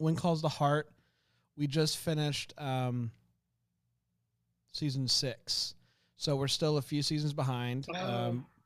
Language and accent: English; Florida, United States; moved away; I'm from Florida originally